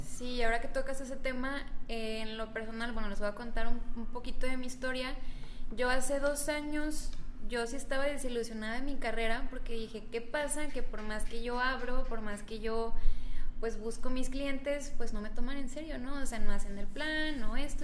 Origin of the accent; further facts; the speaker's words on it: Cuauhtémoc, Mexico; yo soy de Cuauhtémoc. Mi papá es como el médico del pueblo, siempre fue el médico del pueblo. Entonces yo desde chiquita veía el desfiladero de gente